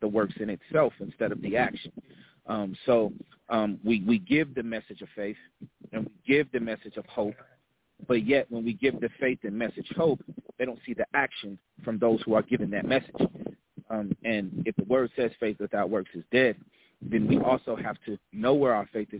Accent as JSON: {"language": "English", "town": "Stone Mountain", "region": "Georgia", "country": "United States", "tie": "born or raised there", "moved": "yes", "lives_now": "Charlotte, United States", "said": "I actually call home Atlanta, Stone Mountain, which is where a lot of my youth that I was"}